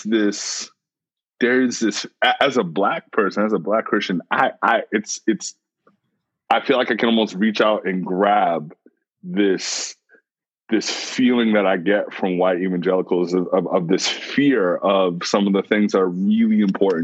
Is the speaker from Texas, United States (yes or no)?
no; New York City, New York, United States; I'm a New Yorker and we're always on the move